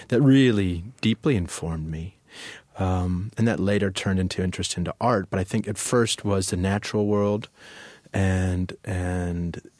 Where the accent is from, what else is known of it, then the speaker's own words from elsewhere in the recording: Chicago, Illinois, United States; also born or lived in Winnetka; Chicago's my hometown. I was born in Chicago.